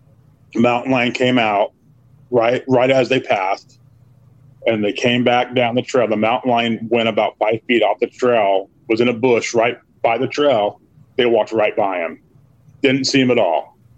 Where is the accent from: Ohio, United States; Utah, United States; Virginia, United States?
Utah, United States; I'm from Utah. But I was born there.